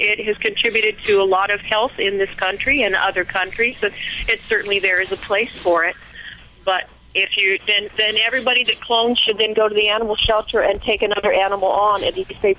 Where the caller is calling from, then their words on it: Oregon, United States; Oregon State.